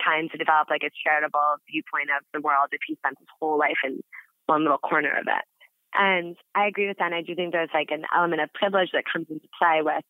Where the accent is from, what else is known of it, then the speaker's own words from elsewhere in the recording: United States; as an American